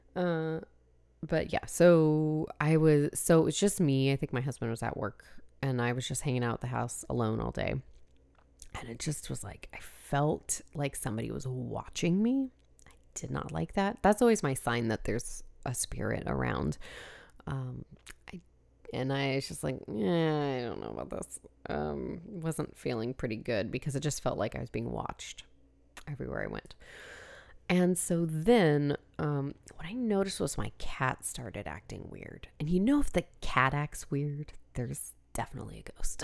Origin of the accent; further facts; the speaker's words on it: San Diego, California, United States; I grew up in San Diego